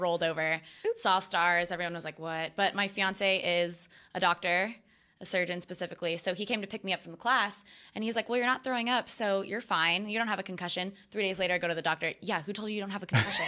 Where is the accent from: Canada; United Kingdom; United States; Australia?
United States; Austin, Texas; moved away as an adult; also born or lived in Hawaii; grew up in Austin, but went to college in Hawaii